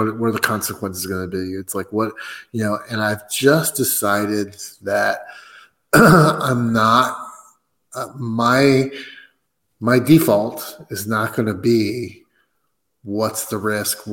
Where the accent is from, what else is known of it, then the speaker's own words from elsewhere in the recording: United States; I'm American